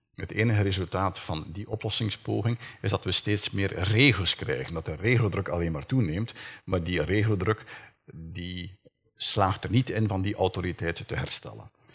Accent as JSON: {"language": "Dutch", "region": "Flanders", "country": "Belgium", "said": "bij ons in Vlaanderen"}